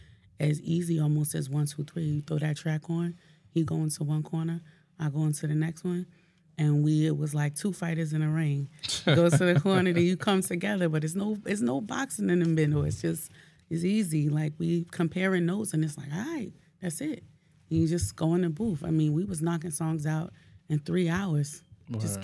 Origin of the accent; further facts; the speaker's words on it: Newark, New Jersey, United States; I'm from Newark